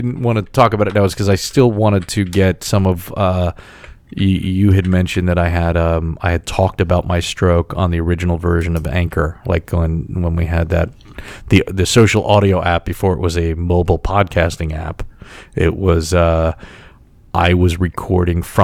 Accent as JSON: {"language": "English", "country": "United States", "said": "some guy from the New York, New Jersey area"}